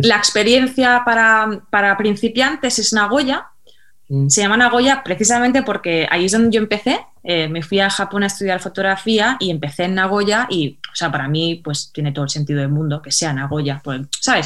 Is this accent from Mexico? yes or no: no; Mallorca, Balearic Islands, Spain; yo soy de Mallorca